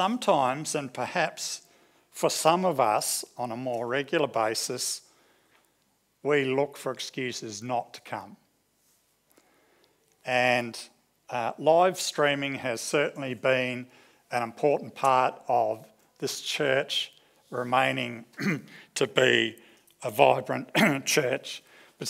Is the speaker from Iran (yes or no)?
no; New Zealand; now in Australia; growing up in New Zealand at our local church